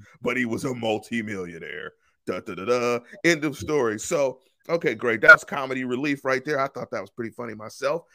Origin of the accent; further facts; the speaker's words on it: Pittsburgh, Pennsylvania, United States; we're from Pittsburgh